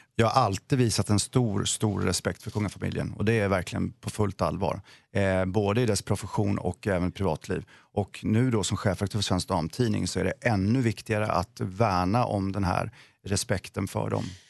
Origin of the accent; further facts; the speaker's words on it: Vetlanda, Jönköping County, Sweden; jag är själv från Vetlanda